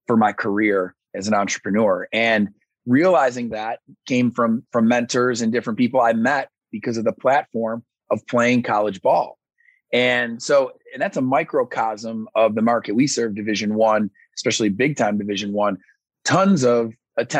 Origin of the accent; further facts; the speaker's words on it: Syracuse, New York, United States; moved away; also born or lived in Alabama; I'm from Syracuse, New York, and I ended up down in Alabama